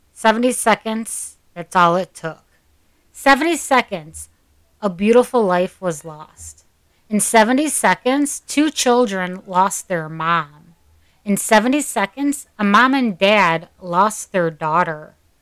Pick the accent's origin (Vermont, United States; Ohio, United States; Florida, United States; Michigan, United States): Michigan, United States; Taylor; also born or lived in Oakland County, Michigan; I grew up in Taylor. Before moving to Oakland County, I was a Wayne County girl. I grew up there. I graduated from Kennedy High School.